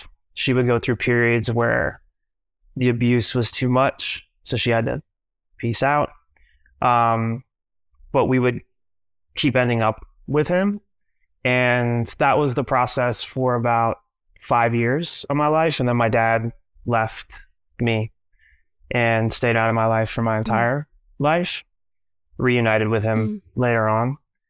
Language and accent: English; Minneapolis, Minnesota, United States; born there; I was born in Minneapolis, Minnesota, to a 16-year-old single mom